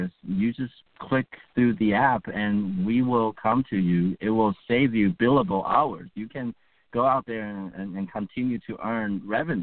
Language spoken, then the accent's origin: English; Bergen County, northern New Jersey, United States; I grew up in Bergen County